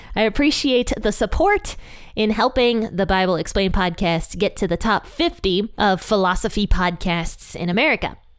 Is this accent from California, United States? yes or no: no; Ohio, United States; my home state of Ohio